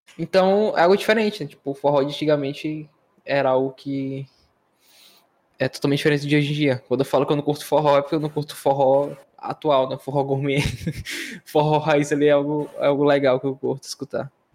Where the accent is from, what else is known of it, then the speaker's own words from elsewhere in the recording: Northeast Region, Brazil; Sou nordestino